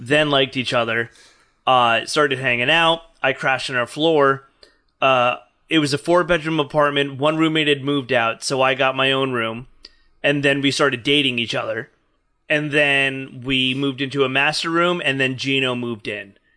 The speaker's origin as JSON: {"language": "English", "region": "New Jersey", "country": "United States", "tie": "born or raised there", "moved": "yes", "lives_now": "New York, United States", "said": "I grew up in Jersey"}